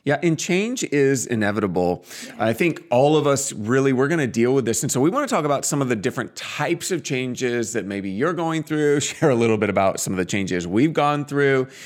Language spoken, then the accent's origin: English; Portland, Oregon, United States; now in Phoenix, United States; we grew up in the Northwest. We're from Portland